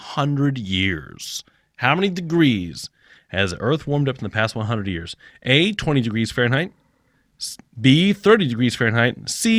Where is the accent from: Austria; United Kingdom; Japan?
Japan; Growing up in Japan, we had. There was. Maybe just a couple houses that we stayed in had central air